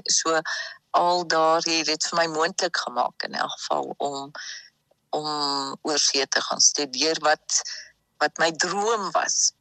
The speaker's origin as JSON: {"language": "Afrikaans", "region": "Free State", "country": "South Africa", "tie": "born or raised there", "moved": "yes", "lives_now": "France", "said": "En ek is gebore in Suid-Afrika. So die ons ander kinders, ons vier kinders is almal in Suid-Afrika gebore. So ek is 'n Suid-Afrikaner"}